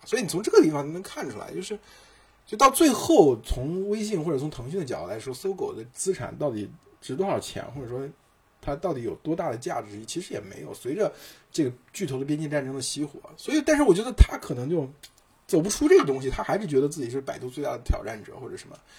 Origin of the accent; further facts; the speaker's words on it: China; 我们中国人